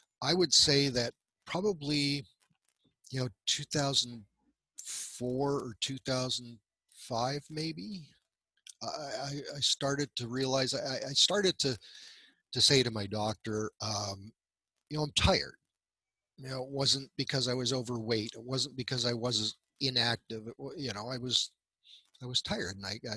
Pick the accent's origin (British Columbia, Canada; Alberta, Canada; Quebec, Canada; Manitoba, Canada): Alberta, Canada; central; I was born in central Alberta into a big family.